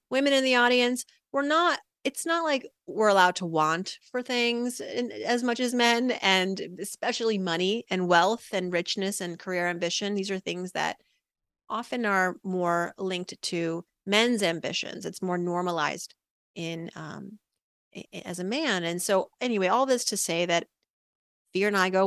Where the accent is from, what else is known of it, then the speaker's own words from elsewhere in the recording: Worcester, Massachusetts, United States; born there; i am the daughter of immigrants from iran they moved here my parents in the late 70s and I was born in 1980 in Worcester, Massachusetts.